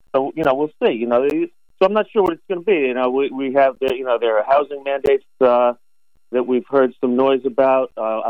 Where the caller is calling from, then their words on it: Albany, New York, United States; So, I tell you, this morning, Jay, I'm calling you from Albany. I'm at an economic development conference up here.